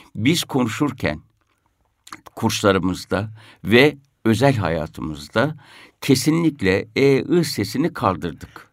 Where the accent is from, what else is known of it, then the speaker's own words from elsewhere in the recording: Isparta, Turkey; Ben Ispartalıyım.